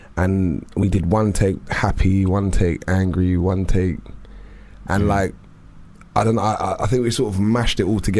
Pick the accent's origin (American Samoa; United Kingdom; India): United Kingdom; London; I'm from South, man. I'm from like South West.